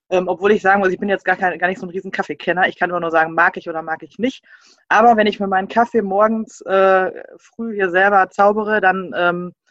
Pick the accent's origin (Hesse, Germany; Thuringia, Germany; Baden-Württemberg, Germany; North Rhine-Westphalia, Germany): North Rhine-Westphalia, Germany; Bochum; Und ja, ich komme aus Bochum ursprünglich.